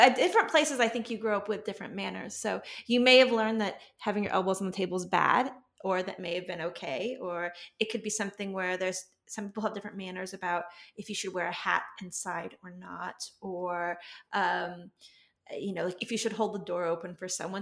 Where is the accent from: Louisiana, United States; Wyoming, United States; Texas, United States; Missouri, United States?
Texas, United States; moved away as an adult; now in California, United States; I grew up in Texas